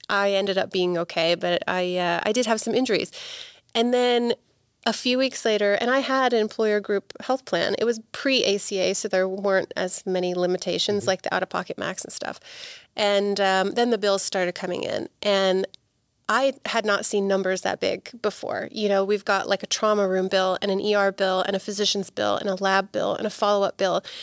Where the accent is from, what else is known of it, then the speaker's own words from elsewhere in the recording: Bristol, South West England, United Kingdom; born there; moved away as an adult; now in United States; my family's from England. I was born in Bristol, which is in the southwest, and uh, when I was 18, I, I, moved to the states by myself.